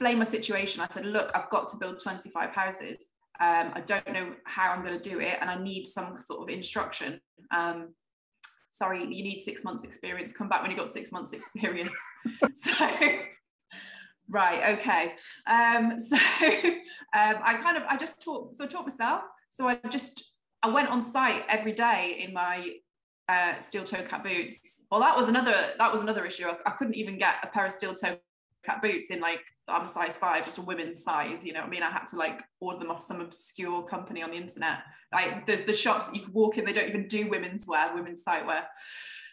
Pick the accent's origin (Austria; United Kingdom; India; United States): United Kingdom; Shropshire, West Midlands; I grew up in Shropshire, pretty sleepy town. Never really moved away for very long, so I've kind of always lived around here